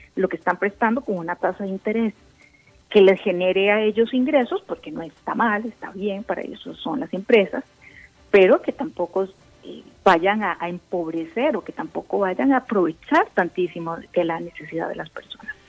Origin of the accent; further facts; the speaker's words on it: Costa Rica; las personas que somos independientes, como, como tú, como yo, y como muchos costarricenses o que tenemos pymes